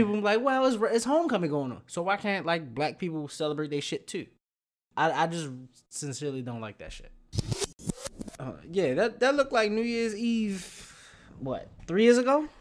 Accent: Baltimore, Maryland, United States; moved away as an adult; growing up in Baltimore all the way up to maybe nine, eighteen years old

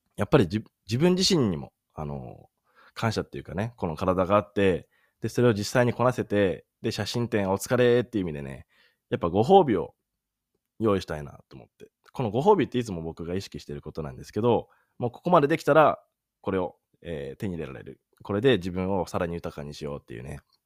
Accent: Sendai, Miyagi, Japan; moved away as an adult; まあ自分、出身は仙台なんですけど

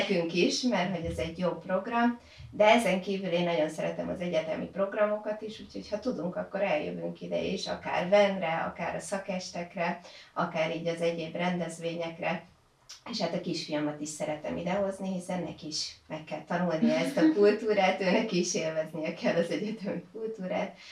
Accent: Győr, Győr-Moson-Sopron, Hungary; moved away as an adult; now in Veszprém, Hungary; Én egyébként Győrből jöttem, tehát Győri vagyok

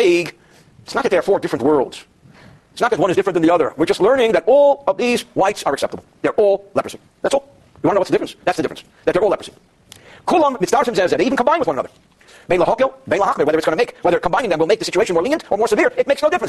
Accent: New York, United States; growing up in New York

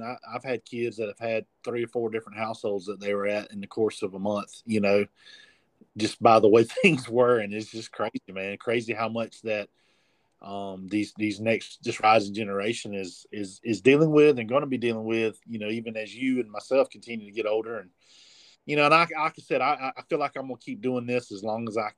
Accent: Abbeville, United States; I wanted to be in my hometown, my original hometown, to minister

